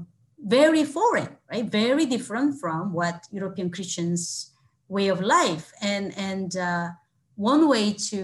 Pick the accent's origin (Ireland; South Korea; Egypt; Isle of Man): South Korea; now in Toronto, Canada; I grew up in Korea